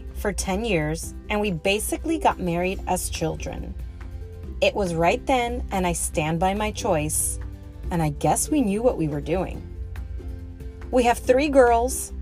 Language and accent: English; Miami, Florida, United States; I was born and raised in Miami